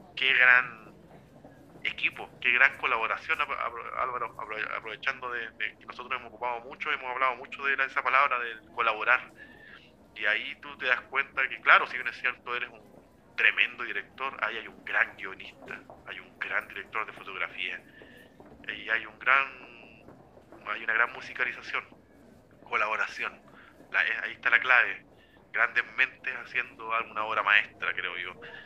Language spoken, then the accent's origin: Spanish; Chile; como chileno en nuestros casos